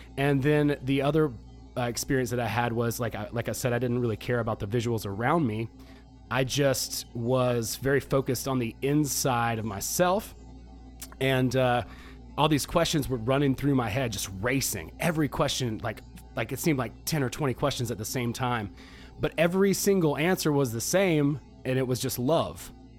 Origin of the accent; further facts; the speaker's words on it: Georgia, United States; I grew up in the South here in Georgia.